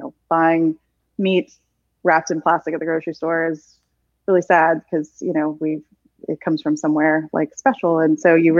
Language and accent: English; South Louisiana, United States; I don't even think I had rice and gravy growing up as a child in South Louisiana